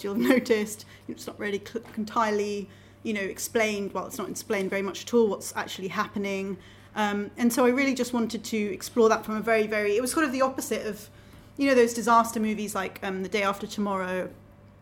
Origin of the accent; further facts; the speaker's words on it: Cambridge, East of England, United Kingdom; also born or lived in Manchester; I feel like I'm from Cambridge because mm-hmm. I've lived in Cambridge for the vast majority of my life